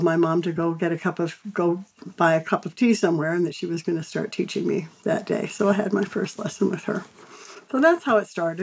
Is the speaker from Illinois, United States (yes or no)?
yes; Chicago, Illinois, United States; I grew up in Chicago and was in the Chicago Public School